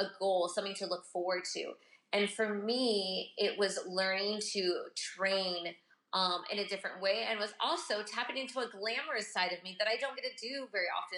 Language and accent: English; United States; moved away as an adult; also born or lived in Japan; now in Sicily, Italy; as an American woman overseas